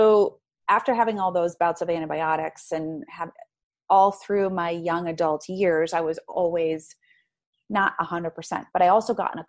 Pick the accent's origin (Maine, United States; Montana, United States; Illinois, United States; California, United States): Maine, United States; moved away; I'm from Maine. I'm from Maine. There's and nothing just, to do up there but make babies and drink.